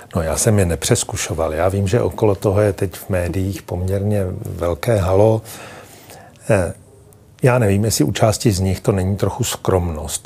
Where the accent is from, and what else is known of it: Czechia